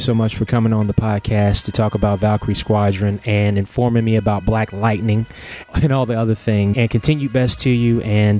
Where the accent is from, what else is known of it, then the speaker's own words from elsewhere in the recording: Lexington, Kentucky, United States; We started off earlier this year at the Lexington Comic Con in my hometown.